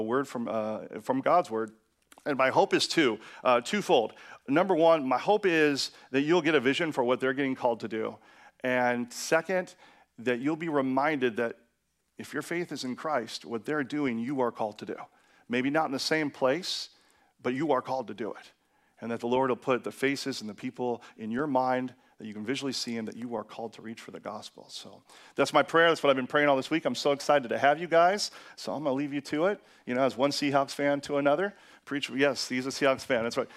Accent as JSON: {"language": "English", "town": "Seattle", "region": "Washington", "country": "United States", "moved": "yes", "said": "I'm from Seattle"}